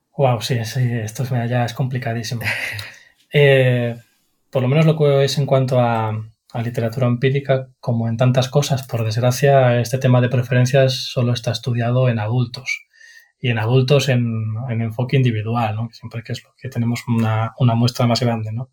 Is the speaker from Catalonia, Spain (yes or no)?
no; Galicia, Spain; aparte de psicólogo soy gallego